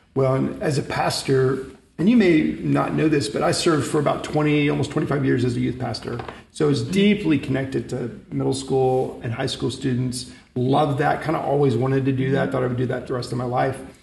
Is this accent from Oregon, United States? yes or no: no; Bethany, Oklahoma, United States; moved away; I grew up in Bethany, across the lake